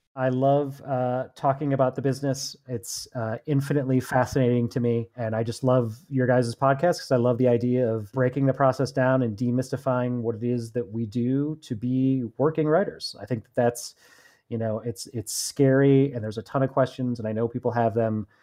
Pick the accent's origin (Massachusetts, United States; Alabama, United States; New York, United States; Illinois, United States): Illinois, United States; Chicago; now in Los Angeles, United States; I'm from Chicago originally. I've moved out here.